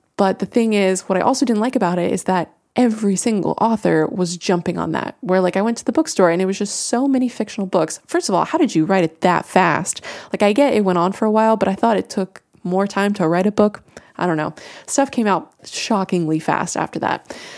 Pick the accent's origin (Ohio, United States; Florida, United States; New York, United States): Florida, United States; I am from Florida